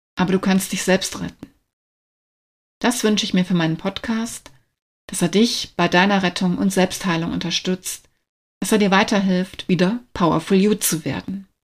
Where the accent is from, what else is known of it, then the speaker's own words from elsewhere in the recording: Wiesbaden, Hesse, Germany; moved away as an adult; also born or lived in Berlin area; Seit Februar 2023 lebe und arbeite ich wieder in meiner alten Heimat Wiesbaden